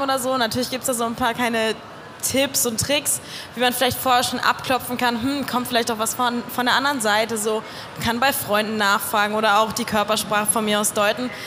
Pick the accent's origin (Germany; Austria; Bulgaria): Germany; Cologne, North Rhine-Westphalia; ich komme aus Köln